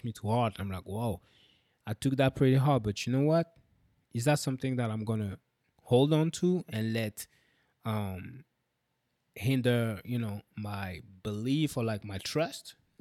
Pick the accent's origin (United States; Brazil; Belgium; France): France; I'm French